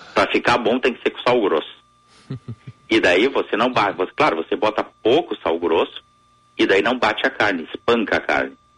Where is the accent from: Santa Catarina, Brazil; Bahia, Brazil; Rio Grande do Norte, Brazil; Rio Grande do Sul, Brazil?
Rio Grande do Sul, Brazil; southern; como um bom gaúcho do sul do estado